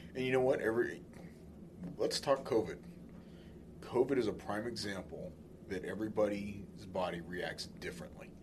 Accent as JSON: {"language": "English", "region": "California", "country": "United States", "tie": "born or raised there", "said": "I grew up in California"}